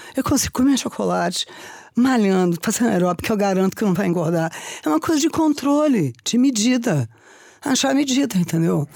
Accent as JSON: {"language": "Portuguese", "region": "Rio de Janeiro", "country": "Brazil", "tie": "born or raised there", "moved": "yes", "lives_now": "São Paulo, Brazil", "said": "eu nasci no Rio, então eu jogava vôlei frente à praia"}